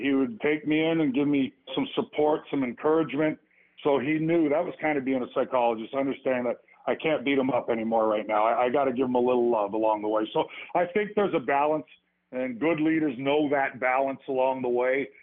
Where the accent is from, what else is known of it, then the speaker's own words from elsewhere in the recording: Edmonton, Alberta, Canada; I grew up with him in Edmonton, Alberta